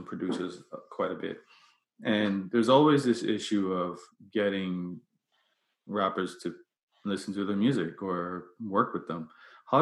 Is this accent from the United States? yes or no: no; Bermuda; I grew up in Bermuda